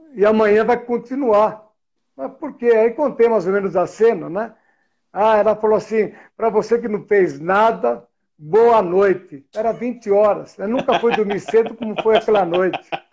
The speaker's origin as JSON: {"language": "Portuguese", "region": "São Paulo", "country": "Brazil", "moved": "as an adult", "lives_now": "Campinas, Brazil", "said": "Estou em Campinas hoje, estou na minha empresa eu sou de São Paulo, Vila Madalena. Sou o primeiro mora morador da Vila Madalena"}